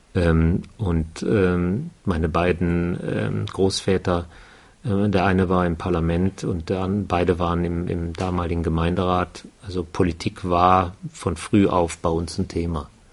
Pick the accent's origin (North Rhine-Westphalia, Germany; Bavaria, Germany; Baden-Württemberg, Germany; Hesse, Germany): North Rhine-Westphalia, Germany; accent: Ruhrgebiet; moved away as an adult; now in Würzburg, Germany; geboren eigentlich am Niederrhein, also nicht Ruhrgebiet mehr